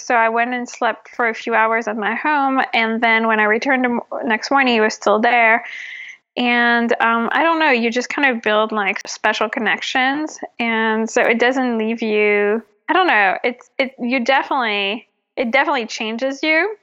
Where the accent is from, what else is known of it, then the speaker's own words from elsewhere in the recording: France; moved away as an adult; now in Los Angeles, United States; I'm originally from France